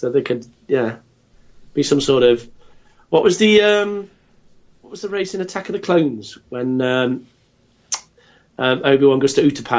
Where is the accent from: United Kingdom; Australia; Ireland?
United Kingdom; England; I'm British. I'm English.